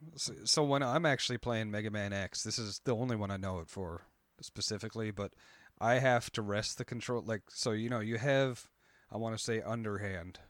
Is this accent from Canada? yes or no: yes; Canada; I'm Canadian